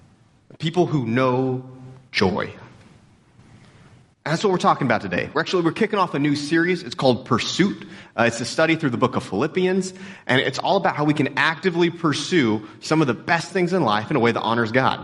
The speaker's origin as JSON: {"language": "English", "region": "Texas", "country": "United States", "tie": "born or raised there", "said": "we grew up in Texas"}